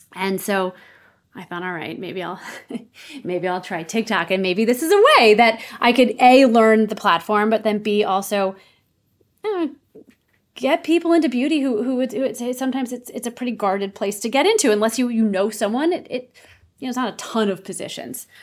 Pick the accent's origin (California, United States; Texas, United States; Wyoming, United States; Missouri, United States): Missouri, United States; St. Louis; moved away as an adult; also born or lived in Ohio / New York City; now in Los Angeles, United States; I grew up in Saint Louis, Missouri